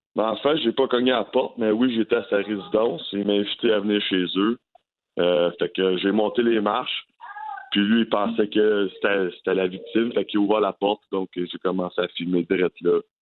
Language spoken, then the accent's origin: French; Gatineau, Quebec, Canada; J'ai grandi à Elmer toute ma vie